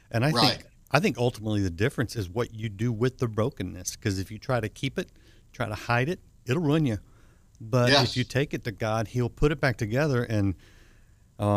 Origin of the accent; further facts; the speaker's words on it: Texas, United States; I'm from Texas